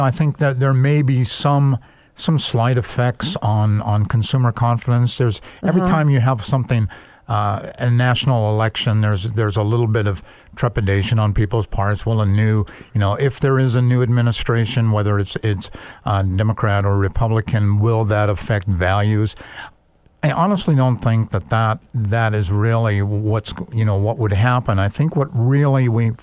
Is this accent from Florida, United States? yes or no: no; Bothell, Washington, United States; also born or lived in Kirkland, Washington; most noticeably in areas like Bothell, where I grew up